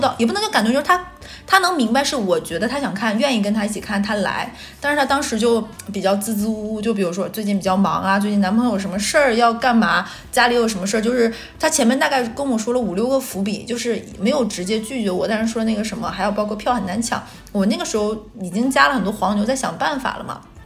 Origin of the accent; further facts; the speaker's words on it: northern China, China; moved away as an adult; now in Shanghai, China; 咱们北方人